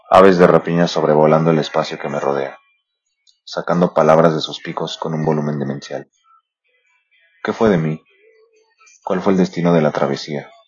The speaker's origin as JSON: {"language": "Spanish", "country": "Mexico", "said": "eh, soy mexicano"}